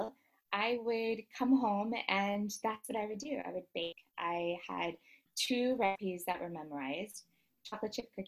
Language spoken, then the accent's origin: English; Dallas, Texas, United States; now in Versailles, France; I am originally from Dallas, Texas. I actually am currently living in Versailles, France